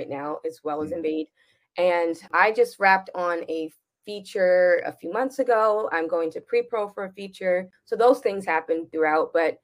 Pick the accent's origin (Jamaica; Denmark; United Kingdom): Jamaica